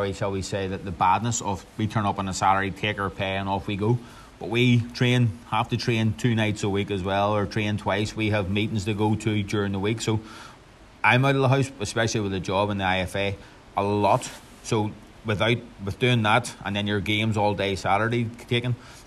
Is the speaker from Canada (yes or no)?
no; Belfast, Northern Ireland, United Kingdom; also born or lived in Bangor; I grew up, we grew up actually in Belfast, in sort of Glengormley direction, until I was 11